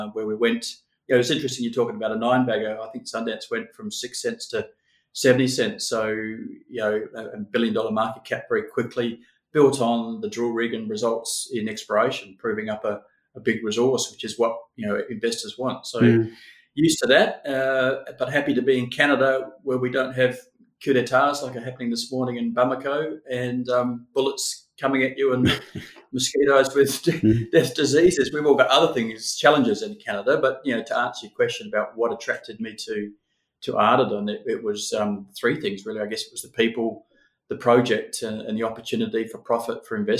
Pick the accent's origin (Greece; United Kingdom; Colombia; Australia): Australia; Perth, Western Australia; I'm talking from Perth, where we've sort of been locked down, but nothing like what you've got at the moment. And this is where I'm sort of raised as out of Uni WA